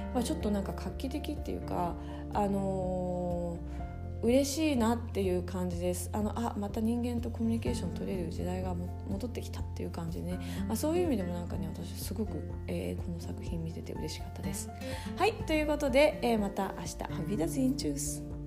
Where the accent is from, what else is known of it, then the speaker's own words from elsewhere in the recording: Japan; moved away as an adult; also born or lived in Munich, Germany; now in Germany; 日本で生まれ育ってここにいる